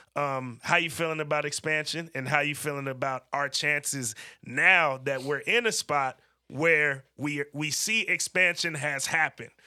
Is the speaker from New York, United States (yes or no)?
no; Bay Area, California, United States; when we were growing up in the Bay Area